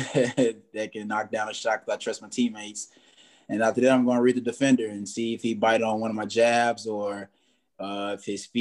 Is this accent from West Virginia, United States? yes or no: no; Louisiana, United States; I'm from Louisiana